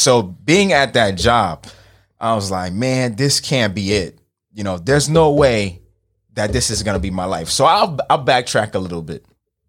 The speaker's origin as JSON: {"language": "English", "town": "New York City", "region": "New York", "country": "United States", "also_born_or_lived": "Haiti", "moved": "yes", "said": "I'm fresh from Marine Park."}